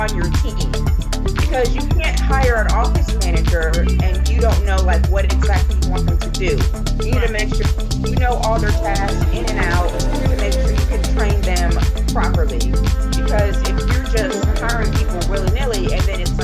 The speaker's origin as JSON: {"language": "English", "region": "Pennsylvania", "country": "United States", "tie": "born or raised there", "moved": "yes", "lives_now": "Thomasville, Georgia, United States", "said": "I grew up in Pennsylvania, so that's why I do not have a southern accent."}